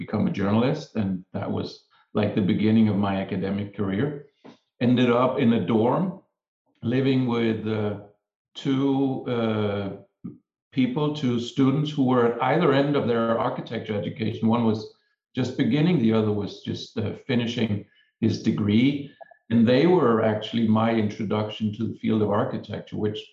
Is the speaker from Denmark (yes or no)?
yes; Denmark; moved away as an adult; So I'm from Denmark. I trained as an architect in Denmark.